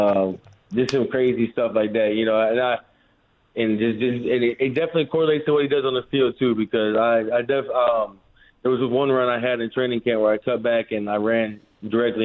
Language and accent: English; St. Louis, Missouri, United States; I'm from St. Louis, Missouri.